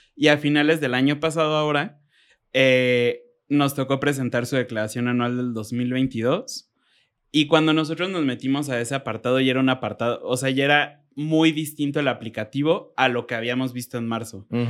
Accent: Mexico; como buen mexicano

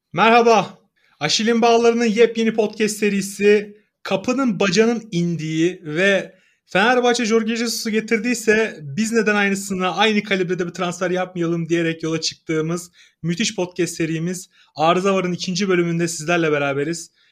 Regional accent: Samsun, Turkey; ben Samsunluyum mesela Samsun sporu destekliyorum. Çünkü Samsun Spor benim doğduğum büyüdüğüm şehrin takımı.

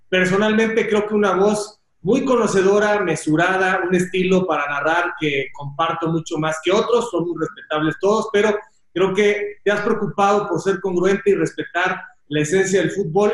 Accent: Mexico; somos soberbios los mexicanos

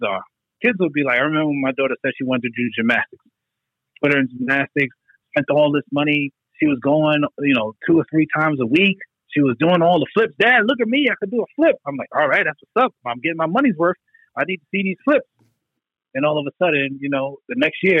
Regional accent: New York, United States; moved away as an adult; now in Georgia, United States; a person that grew up in New York

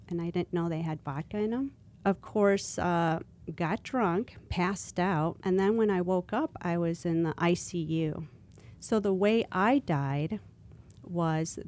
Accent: Elgin, Illinois, United States; I grew up in Elgin, Illinois

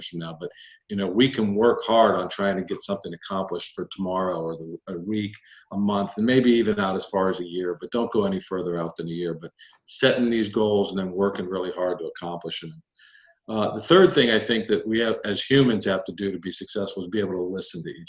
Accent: United States; I grew up just outside of Washington, D.C., in a very military neighborhood

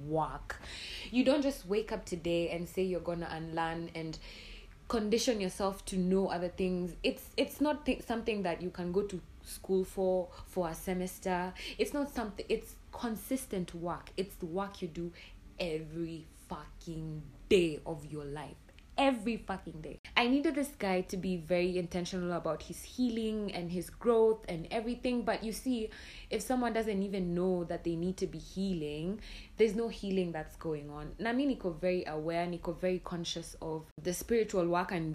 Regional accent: Nairobi, Kenya; mi ni mdemo wa Islando, manze nime grow up Islando

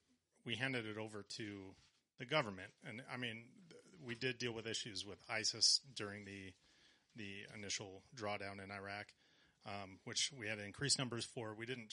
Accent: LaSalle, United States; LaSalle, actually.

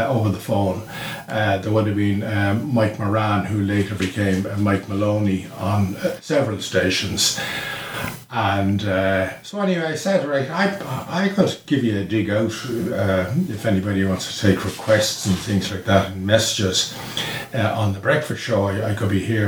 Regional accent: Dublin, Leinster, Ireland; I'm from Sandymount all my life. Lived in the same house

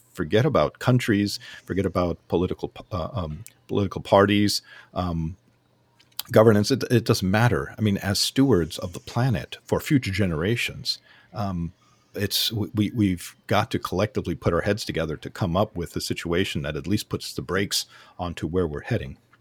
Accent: Southern California, United States; I grew up in Southern California

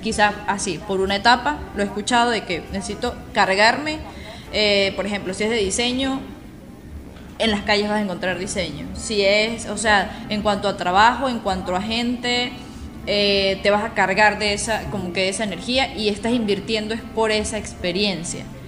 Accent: Venezuela; moved away as an adult; todos tenemos la misma nacionalidad. Somos venezolanos

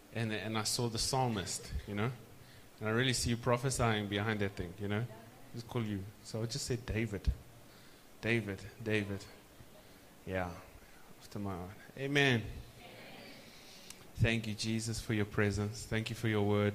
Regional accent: South Africa; South Africa, we say Ish

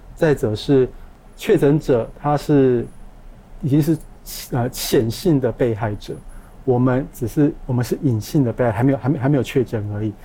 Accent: Kaohsiung, Taiwan; 我们高雄人

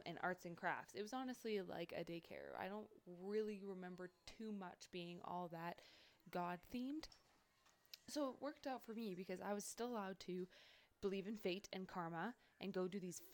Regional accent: Kelowna, British Columbia, Canada; also born or lived in Armstrong, British Columbia / Fort McMurray, Alberta; I'm from Canada

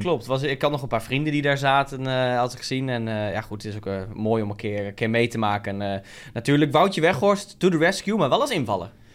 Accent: Netherlands; we zijn Nederlanders

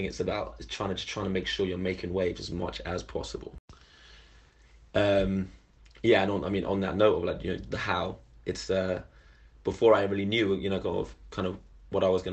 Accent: London, United Kingdom; I'm from London originally and moved away and came back

